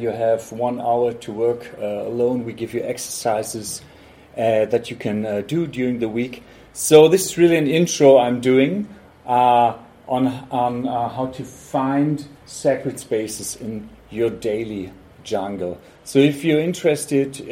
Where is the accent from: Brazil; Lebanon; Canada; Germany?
Germany; Hamburg; I'm from Hamburg, Germany.